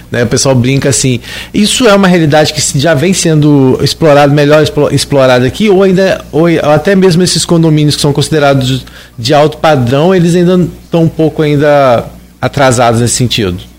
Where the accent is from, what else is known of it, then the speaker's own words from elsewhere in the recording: Gruçaí, Rio de Janeiro, Brazil; eu sou de Gruçaí